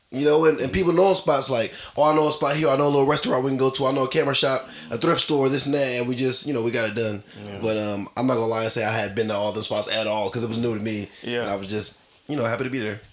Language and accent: English; Los Angeles, California, United States; now in Hollywood, United States; So I'm from Watts.